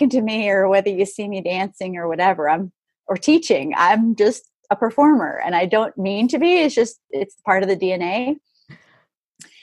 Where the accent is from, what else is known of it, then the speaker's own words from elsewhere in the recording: Jacksonville, Florida, United States; also born or lived in Orange Park, Florida; I grew up in Jacksonville, Florida, big old Navy town